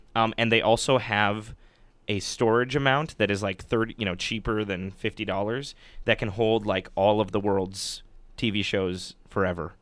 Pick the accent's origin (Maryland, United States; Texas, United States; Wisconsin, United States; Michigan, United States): Wisconsin, United States; Superior; now in Madison, United States; my parents would oftentimes drive me all the way down from my hometown, which is superior